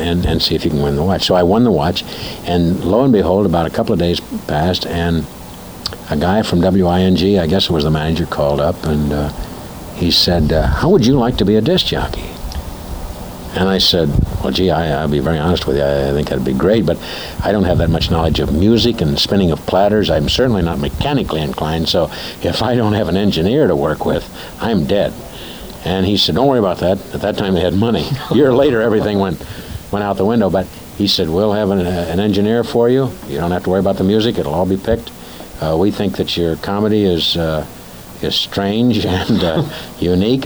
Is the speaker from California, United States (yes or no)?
no; Springfield, Ohio, United States; moved away; also born or lived in Dayton, Ohio; That's where I was born, and I grew up in Springfield, up north of there in a little small town